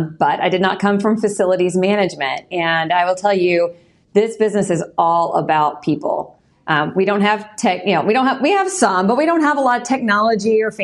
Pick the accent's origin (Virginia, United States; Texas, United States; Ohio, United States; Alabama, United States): Texas, United States; Pasadena; I grew up in Pasadena, Texas, on the southeast side of Houston